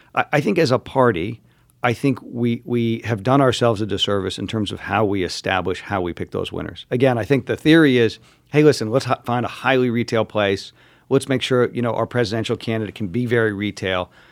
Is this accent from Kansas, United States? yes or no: no; New York, United States; my home state of New York here